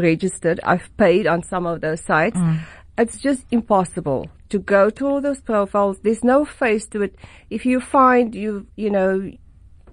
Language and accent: English; Port Elizabeth, Eastern Cape, South Africa; now in Cape Town, South Africa; I'm from Port Elizabeth